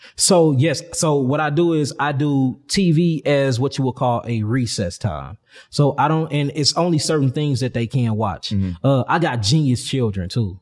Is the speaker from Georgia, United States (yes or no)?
no; St. Louis, Missouri, United States; I'm from St. Louis, one of the, the real murder capital yeah of the United States. I'm from, and I'm from the gutter. So, you know, growing up out there